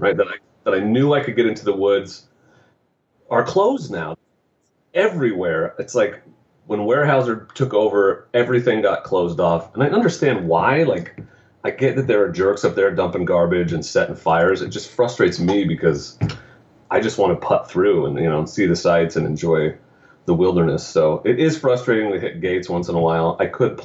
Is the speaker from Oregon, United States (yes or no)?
yes; Sweet Home, Oregon, United States; I grew up in Sweet Home and grew up driving around in the woods